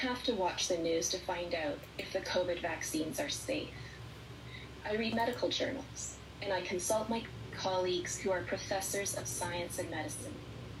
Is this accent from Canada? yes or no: yes; Canada; because I'm a professor of ethics and I'm a Canadian.